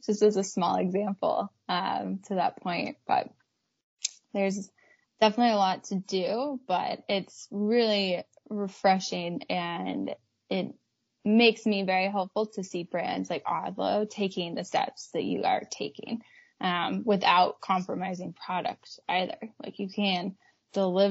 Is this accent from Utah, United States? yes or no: yes; Park City, Utah, United States; I grew up in Park City